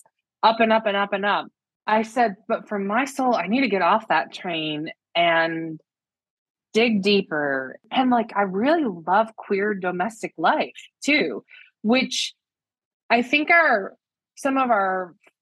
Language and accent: English; the Midwest, Michigan, United States; moved away as an adult; also born or lived in New York City, United States; now in State College, United States; I was raised in the Midwest